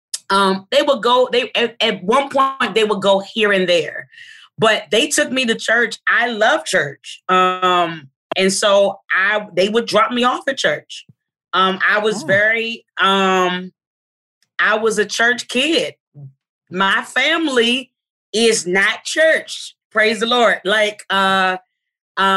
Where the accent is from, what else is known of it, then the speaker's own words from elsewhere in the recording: Arlington, Virginia, United States; I grew up in Arlington, Virginia